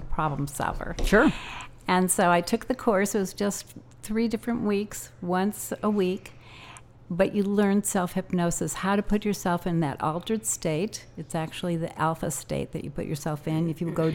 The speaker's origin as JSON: {"language": "English", "town": "Evanston", "region": "Illinois", "country": "United States", "tie": "born or raised there", "also_born_or_lived": "Ohio / New Jersey", "moved": "as an adult", "said": "I was raised in Evanston, Illinois"}